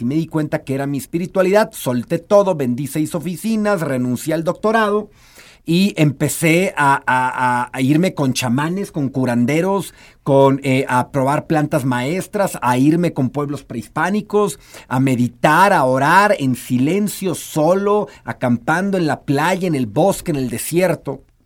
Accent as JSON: {"language": "Spanish", "country": "Mexico", "said": "hemos sido educados en su mayoría como mexicanos o como latinoamericanos"}